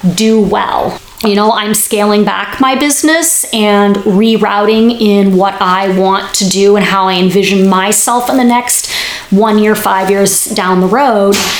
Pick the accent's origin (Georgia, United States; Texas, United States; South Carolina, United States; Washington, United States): Washington, United States; Bellevue; moved away as an adult; also born or lived in Oregon; now in California, United States; I grew up in Seattle, Washington, a suburb just east of the city called Bellevue